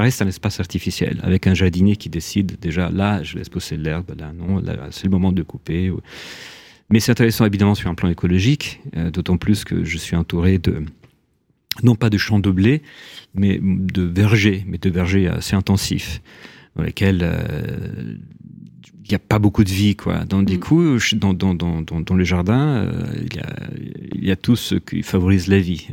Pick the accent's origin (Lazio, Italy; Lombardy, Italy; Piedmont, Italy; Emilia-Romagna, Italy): Lazio, Italy; Rome; French is a second language; now in France; quand j'étais gamin à Rome